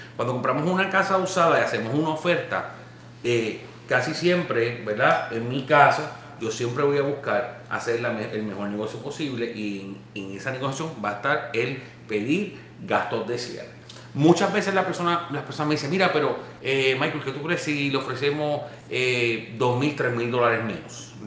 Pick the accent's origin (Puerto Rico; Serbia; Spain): Puerto Rico; cuando pequeño en Puerto Rico